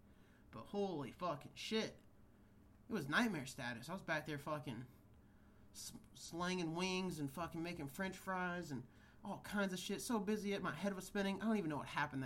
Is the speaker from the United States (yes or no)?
yes; Kansas, United States; now in California, United States; growing up in Kansas where fireworks were legal